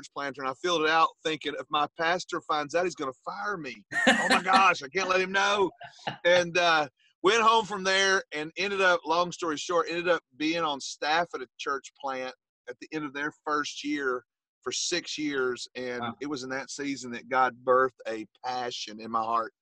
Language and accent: English; Western North Carolina mountains, United States; moved away as an adult; now in Rutland, Vermont, United States; I was raised in North Carolina, mountains of North Carolina, like the Western North Carolina